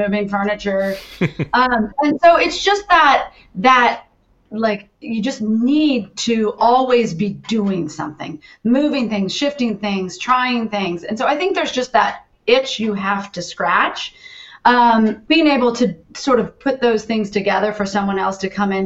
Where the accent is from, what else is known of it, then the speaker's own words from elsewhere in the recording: Texas Hill Country, United States; also born or lived in New York / Los Angeles; now in Austin, United States; I was originally from Texas, though it had been 18 years